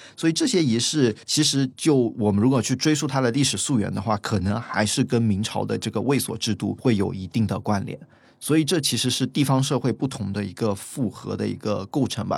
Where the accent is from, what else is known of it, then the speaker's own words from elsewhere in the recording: Guangdong, China; moved away as an adult; also born or lived in Fujian; 其实我是在福建出生的，所以是在福建客家地区出生。但是当我随父母回到广东潮汕如此一个具有本地认同的一个地方的时候